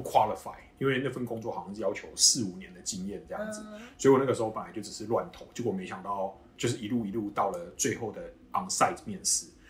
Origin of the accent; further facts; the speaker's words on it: Kaohsiung, Taiwan; moved away as an adult; now in United States; 我是高雄人